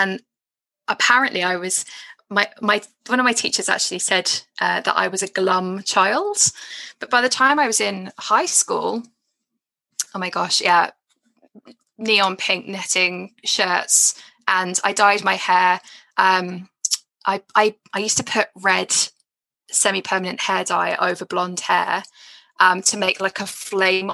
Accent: Edgware, London, United Kingdom; I grew up in Edgware. I was born in Edgware

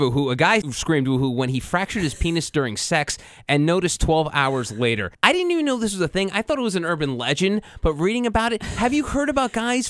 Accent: New Jersey, United States; my home state of New Jersey

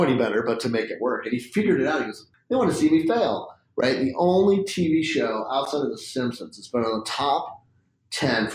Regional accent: Spokane, Washington, United States; I grew up in Spokane, which is like basically small town USA with a West Coast kind of cool

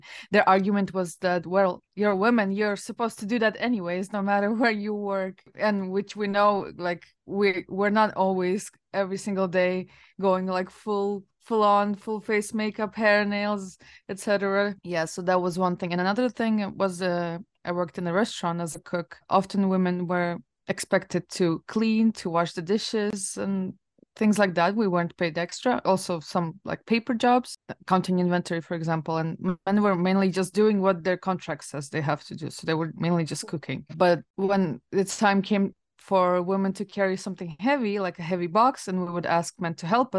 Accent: Latvia; moved away; I worked in several places back in Latvia

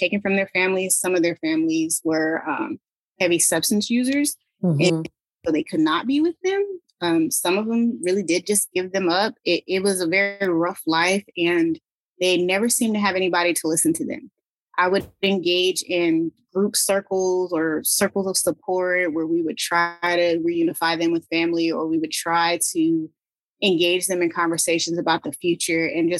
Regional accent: San Diego, California, United States; also born or lived in Ohio / Twentynine Palms, California; I'm originally from San Diego, California

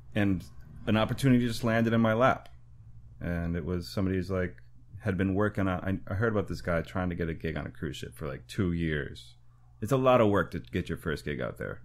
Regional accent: Waupaca, Wisconsin, United States; moved away as an adult; now in New York, United States; I grew up in the Midwest playing rock and roll

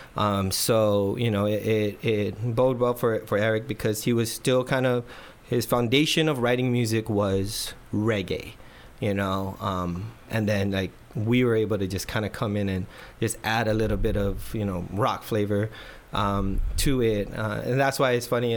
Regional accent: Guam; moved away as an adult; now in San Diego, United States; our generation growing up on Guam

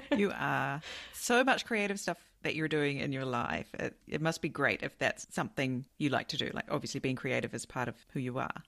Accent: New Zealand; now in Japan; I come from New Zealand.

